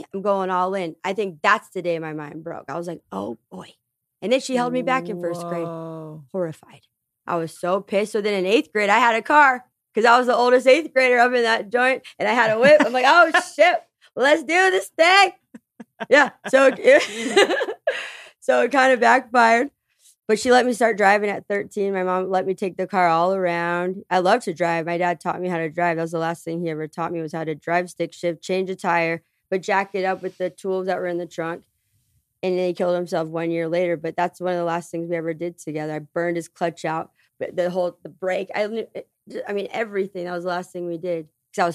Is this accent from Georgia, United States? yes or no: no; Tucson, Arizona, United States; I grew up in Section 8 housing in Tucson, Arizona. Before the trailer park, I lived in Esbro.